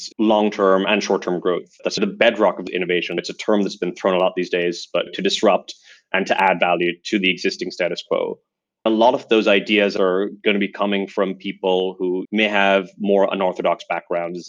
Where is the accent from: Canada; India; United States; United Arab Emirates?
United Arab Emirates; Dubai; moved away as an adult; also born or lived in United Kingdom; now in Singapore; I remember summers when I was growing up in Dubai were getting longer and hotter and hotter.